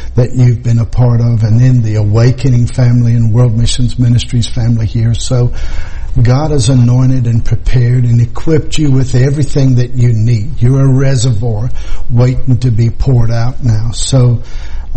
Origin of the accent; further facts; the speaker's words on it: Krugersdorp, Gauteng, South Africa; moved away; my hometown, the place where I was born, Krugersdorp, South Africa